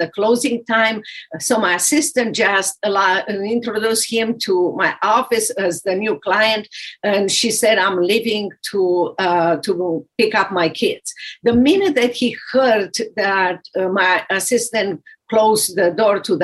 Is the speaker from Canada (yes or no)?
no; Romania; English is a second language; moved away as an adult; also born or lived in Dallas, Texas; now in United States